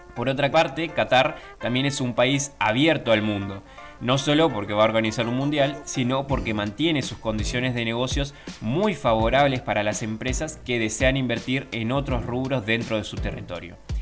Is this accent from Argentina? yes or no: yes; Argentina